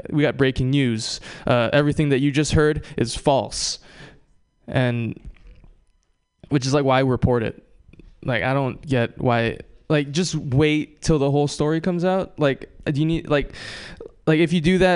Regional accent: Oahu, Hawaii, United States; now in Bay Area, United States; I grew up on Oahu, one of the smaller islands.

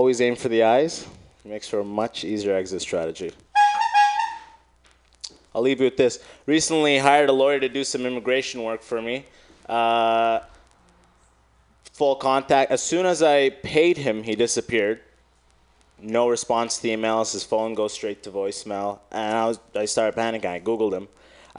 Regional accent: Michigan, United States; now in San Francisco, United States; I came from Michigan. That's the sense you get, you know, hearing about San Francisco.

